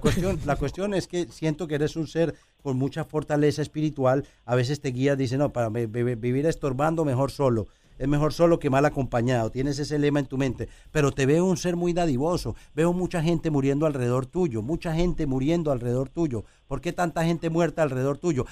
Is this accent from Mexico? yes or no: no; Colombia; moved away; en mi país, en Colombia